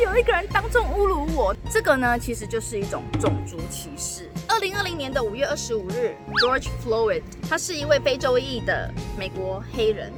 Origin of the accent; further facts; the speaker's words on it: Taiwan; moved away as an adult; also born or lived in Russia; I'm from Taiwan， 我是台湾来的啊